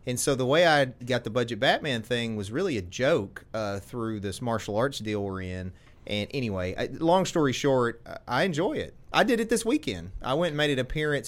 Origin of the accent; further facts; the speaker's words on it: United States; So I've always lived